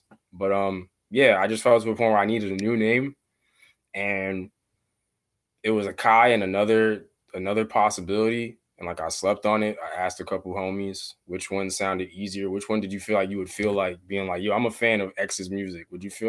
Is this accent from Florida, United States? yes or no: no; Brooklyn, New York, United States; it originates in the East Coast because I'm from Brooklyn.